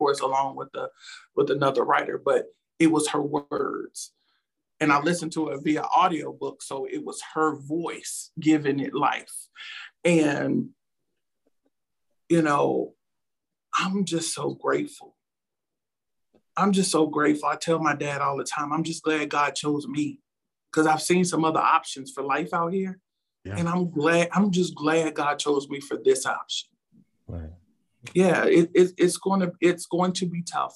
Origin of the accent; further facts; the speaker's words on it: Petersburg, Virginia, United States; growing up in Petersburg, Ettrick area, near Virginia State University